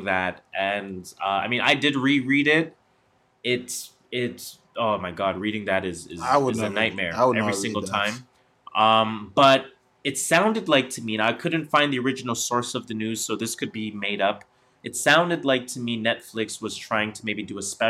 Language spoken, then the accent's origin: English; Toronto, Ontario, Canada; First generation Torontonians